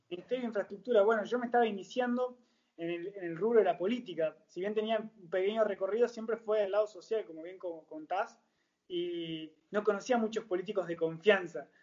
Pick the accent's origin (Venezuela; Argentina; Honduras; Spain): Argentina; Bariloche, Río Negro; moved away as an adult; now in La Plata, Argentina; yo soy nacido en Bariloche